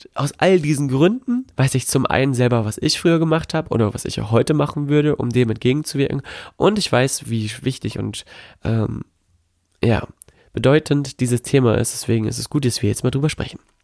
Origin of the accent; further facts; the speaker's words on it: Melle, Lower Saxony, Germany; now in Gifhorn, Germany; Melle in äh, Melle bei Osnabrück. Dort ist meine Heimatstadt, hier bin ich quasi groß geworden